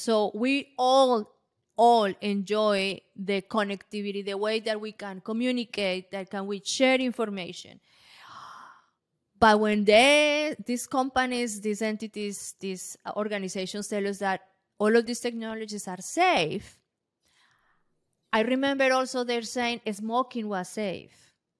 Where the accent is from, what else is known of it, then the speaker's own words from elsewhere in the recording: Colombia; English is a second language; I am from Colombia, and many places they don't have electricity.